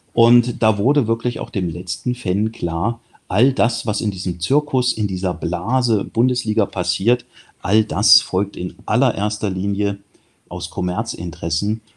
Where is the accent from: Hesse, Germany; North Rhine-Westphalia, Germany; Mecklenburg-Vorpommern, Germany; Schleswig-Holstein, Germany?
Hesse, Germany; near Kassel, northern; ich bin Nordhesse, in der Nähe von Kassel aufgewachsen